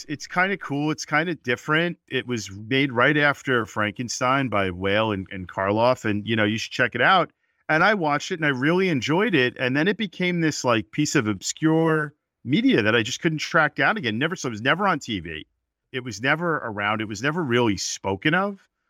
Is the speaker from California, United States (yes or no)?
no; New York City, New York, United States; I grew up in New York, like I had mentioned earlier, and I grew up in Brooklyn. That's where I was born and my family lived.